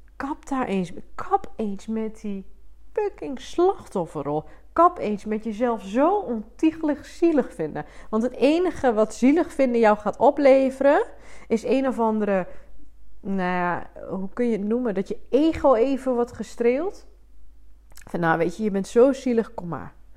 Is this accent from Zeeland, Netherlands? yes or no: no; Twente, Overijssel, Netherlands; ik kom uit Twente. Ik doe mijn best om het niet te veel te laten horen. Ik ben wel trots op mijn roots.